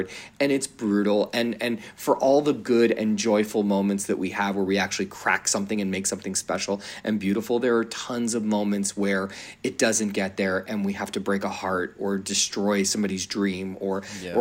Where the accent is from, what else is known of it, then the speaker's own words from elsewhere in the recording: Philadelphia, Pennsylvania, United States; I grew up in Philly